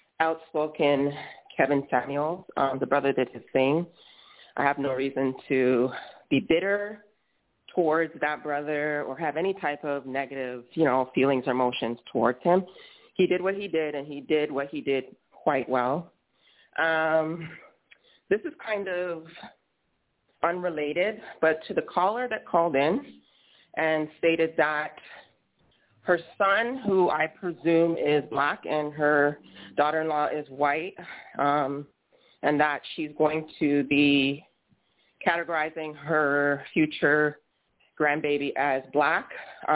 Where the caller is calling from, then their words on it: Toronto, Ontario, Canada; So I'm calling in from Toronto, Canada